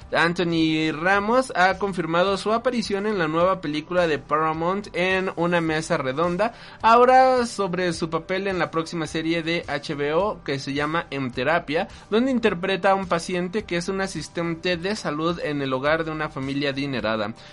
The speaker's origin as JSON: {"language": "Spanish", "country": "Puerto Rico", "said": "porque ha sido muy duro para mí, especialmente al ser puertorriqueño"}